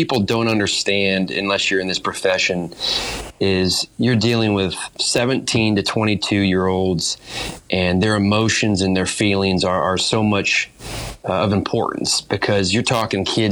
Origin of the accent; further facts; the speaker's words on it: Fort Wayne, Indiana, United States; moved away; I'm from Fort Wayne, Indiana